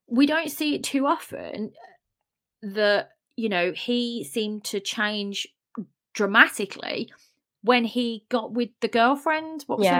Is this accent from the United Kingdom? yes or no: yes; United Kingdom; I'm British as well.